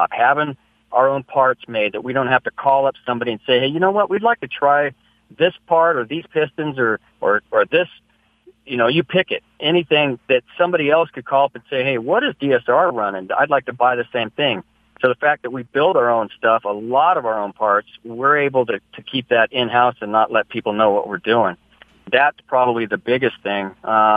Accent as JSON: {"language": "English", "town": "San Luis Obispo", "region": "California", "country": "United States", "tie": "born or raised there"}